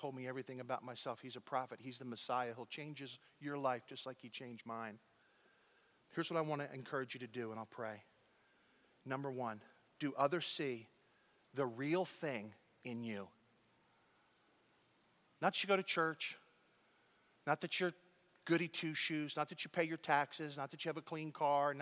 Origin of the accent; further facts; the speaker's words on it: United States; now in Dallas, United States; I'm as American can be